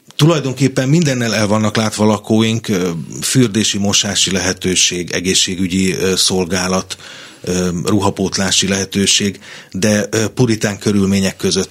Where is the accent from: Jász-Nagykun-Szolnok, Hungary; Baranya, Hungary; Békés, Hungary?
Békés, Hungary; Kondoros; moved away as an adult; now in Budapest, Hungary; Én, én egy Békés megyei kisvárosból származom, Kondorosról